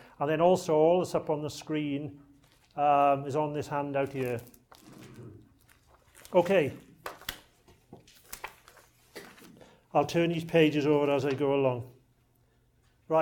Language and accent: English; South Wales, United Kingdom; accent: a bit of a Welsh accent; moved away; I come from South Wales, Glamorgan in South Wales